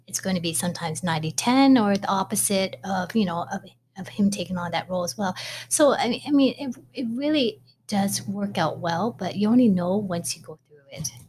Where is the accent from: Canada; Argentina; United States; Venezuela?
Canada; Toronto, Ontario; I was born in Toronto, Ontario, up in Canada